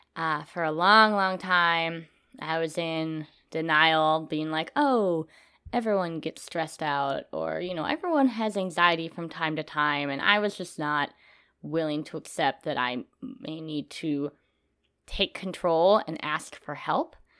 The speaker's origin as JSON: {"language": "English", "region": "Minnesota", "country": "United States", "moved": "as an adult", "lives_now": "Texas, United States", "said": "I am from Minnesota"}